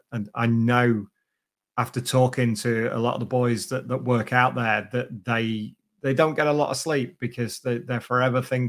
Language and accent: English; United Kingdom; it's only 45 minutes from my hometown.